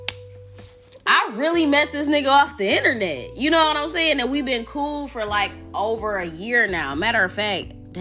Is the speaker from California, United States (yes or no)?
no; Detroit, Michigan, United States; I'm from Detroit. Every nigga from Detroit got hustle in their blood